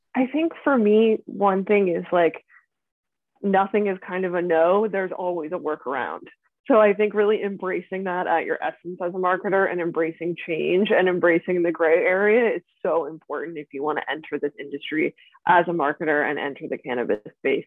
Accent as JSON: {"language": "English", "area": "outside Philadelphia", "region": "Pennsylvania", "country": "United States", "tie": "born or raised there", "moved": "as an adult", "lives_now": "Venice, California, United States", "said": "I grew up outside Philadelphia in Pennsylvania"}